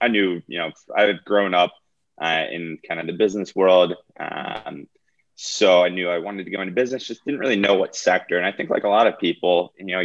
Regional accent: just outside Philadelphia, New Jersey, United States; moved away as an adult; also born or lived in Athens, Georgia; I grew up just outside Philadelphia in South Jersey.

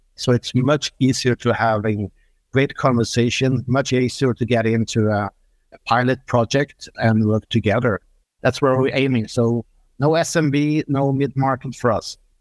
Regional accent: Norway; I'm coming from Norway

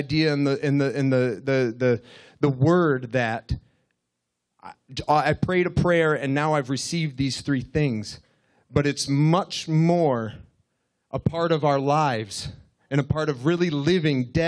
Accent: Russell, United States; I'm from Russell

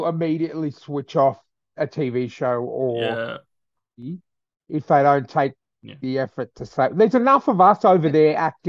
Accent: Australia

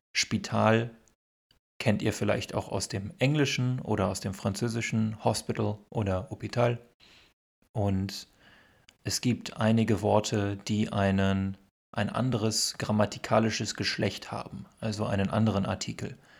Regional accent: Ruhr area, North Rhine-Westphalia, Germany; first language German; also born or lived in Netherlands; ich als Norddeutscher, ich komme aus dem Ruhrgebiet

